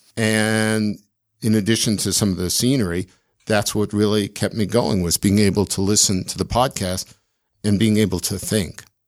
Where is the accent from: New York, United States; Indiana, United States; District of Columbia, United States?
District of Columbia, United States; Washington; moved away as an adult; also born or lived in Chicago, Illinois / Evanston, Illinois / Edinburgh, Scotland; now in Salt Lake City, United States; my dad got transferred to D.C. when I was very young, just a few months old. So essentially, I grew up in D.C